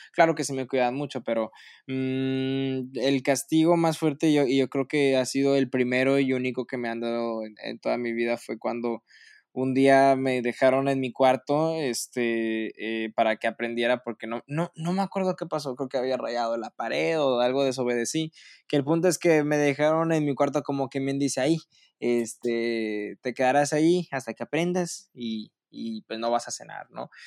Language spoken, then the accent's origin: Spanish; Monterrey, Nuevo León, Mexico; siendo regio